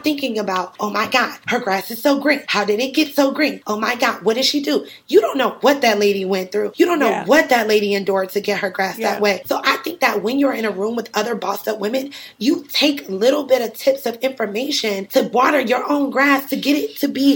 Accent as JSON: {"language": "English", "town": "Cleveland", "region": "Ohio", "country": "United States", "also_born_or_lived": "Atlanta, Georgia / New York City", "moved": "as an adult", "said": "I'm originally from Cleveland, Ohio"}